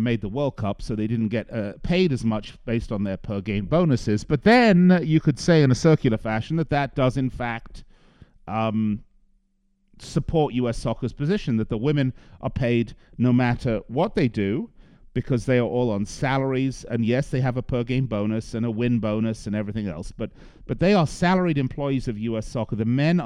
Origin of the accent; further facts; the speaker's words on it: England, United Kingdom; accent: English; now in United States; as an American, and I know I sound English to you, but I am an American. I've been here an awfully long time